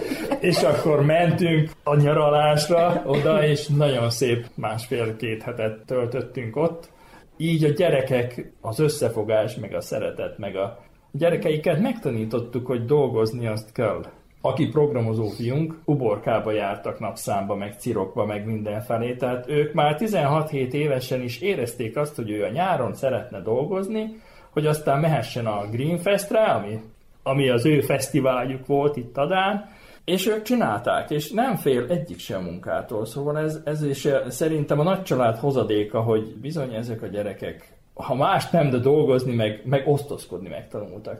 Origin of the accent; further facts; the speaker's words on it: Vojvodina, Serbia; Szülőföldem az ugye van, mert itt születtem ebbe a vajdaságba, és ennek örülök